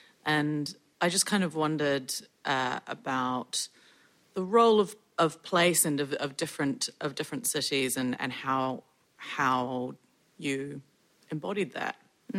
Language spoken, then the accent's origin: English; Auckland, New Zealand; I'm from Auckland